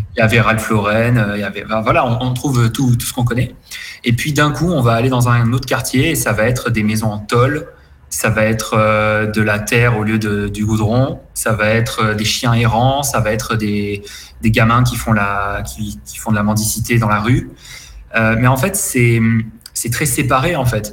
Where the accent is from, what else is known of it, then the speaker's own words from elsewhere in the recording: near Cannes, Provence-Alpes-Côte d'Azur, France; moved away as an adult; also born or lived in Paris; now in Paraguay; je suis alors originaire du, sud de la France, sur la côte d'Azur, pas loin de Cannes